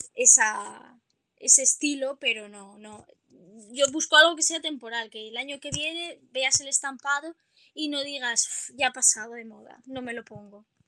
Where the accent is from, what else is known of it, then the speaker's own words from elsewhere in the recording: Oropesa del Mar, Valencian Community, Spain; yo soy de Castellón. Vale. Y bueno, y en mi pueblo, en Oropesa del Mar